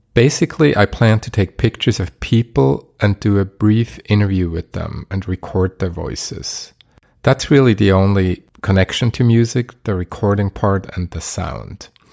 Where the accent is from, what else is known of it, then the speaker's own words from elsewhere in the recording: Basel, Basel-Stadt, Switzerland; my hometown, Basel